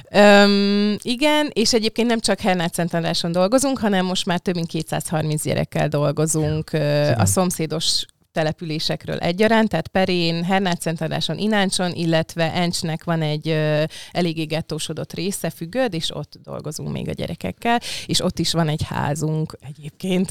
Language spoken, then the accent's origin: Hungarian; Budapest, Hungary; én olyannyira budapesti vagyok, meg Csepeli, hogy a nagyszüleim is Csepelen voltak a Tős gyerekkoromban